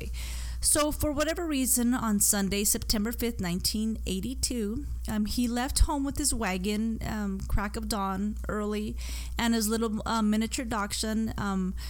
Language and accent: English; Arizona, United States; I'm from Arizona